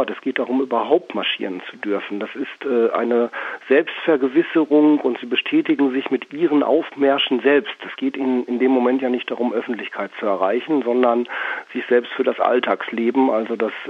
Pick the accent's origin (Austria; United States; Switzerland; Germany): Germany; Düsseldorf, North Rhine-Westphalia; Im Übrigen bin ich immer dankbar, ich komme aus Düsseldorf.